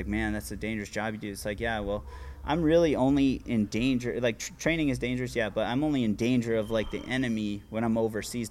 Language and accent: English; Virginia Beach, Virginia, United States; I'm from Virginia Beach.